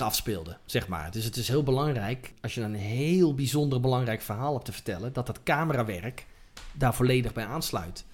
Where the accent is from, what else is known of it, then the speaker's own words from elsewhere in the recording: Netherlands; als Nederlanders